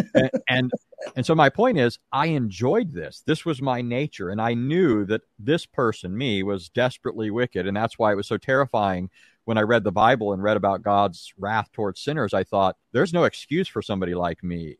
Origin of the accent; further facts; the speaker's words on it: Santa Ana, California, United States; also born or lived in Anaheim, California; now in Greenville, United States; I was actually born and raised in Southern California. I was born in an Anaheim hospital. We lived in Santa Ana.